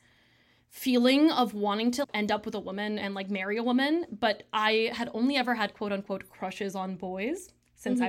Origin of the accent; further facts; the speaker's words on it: Michigan, United States; I'm Tamil American, and born and raised in Michigan